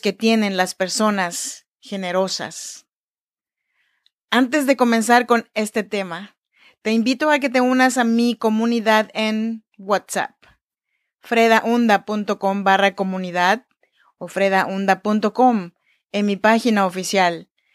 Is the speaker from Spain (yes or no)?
no; Oaxaca, Mexico; now in Sacramento, United States; Yo nací en Oaxaca, México, en la región chinanteca y así se saluda en chinanteco.